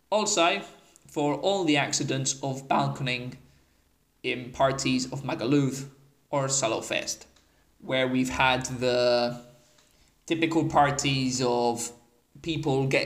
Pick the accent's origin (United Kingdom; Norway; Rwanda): United Kingdom; So here are some many facts about British tourists. We come every year in our Union Jack gear.